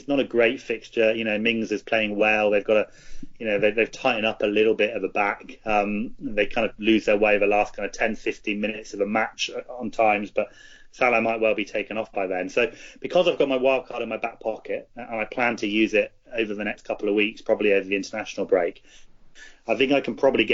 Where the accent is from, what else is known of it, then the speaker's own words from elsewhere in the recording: New Zealand; I'm from New Zealand